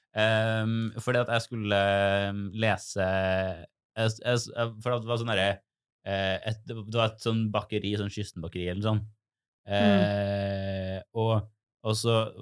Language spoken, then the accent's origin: Norwegian; Trondheim, Trøndelag, Norway; moved away; på mitt soverom hjemme i Trondheim